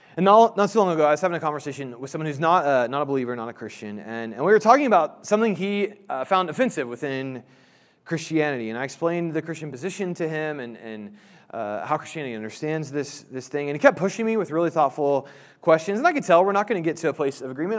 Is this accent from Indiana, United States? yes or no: yes; Indianapolis, Indiana, United States; I grew up in Indianapolis